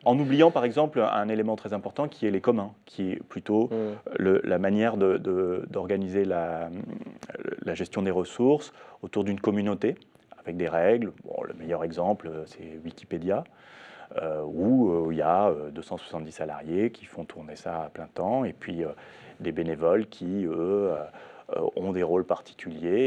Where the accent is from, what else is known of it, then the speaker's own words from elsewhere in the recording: France; chez nous, en France